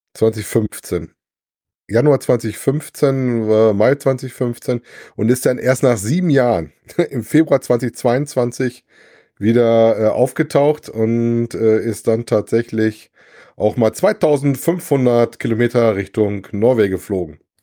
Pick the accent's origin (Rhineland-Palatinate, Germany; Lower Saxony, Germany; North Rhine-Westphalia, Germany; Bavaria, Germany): North Rhine-Westphalia, Germany; Wesel; bei uns in Wesel